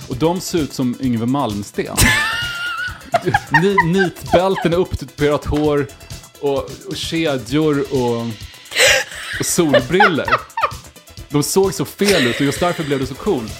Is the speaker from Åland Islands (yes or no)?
no; Karlskoga, Örebro County, Sweden; hemma i Karlskoga